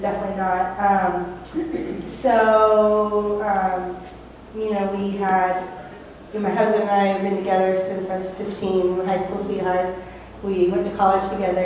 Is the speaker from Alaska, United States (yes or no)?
yes; Alaska, United States; moved away as an adult; we're from Alaska. We moved in 2012. We are from a little island town, 8,500 people and 14 miles of paved road.